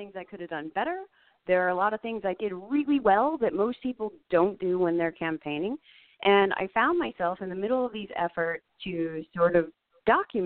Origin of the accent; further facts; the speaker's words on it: Bel Air, Maryland, United States; I'm from District 1. I grew up in Bel Air